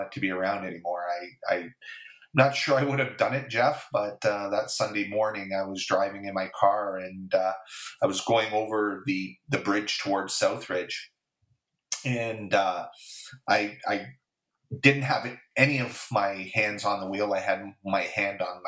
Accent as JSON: {"language": "English", "town": "St. Catharines", "region": "Ontario", "country": "Canada", "tie": "born or raised there", "said": "born and raised in St. Catharines, 56 years old"}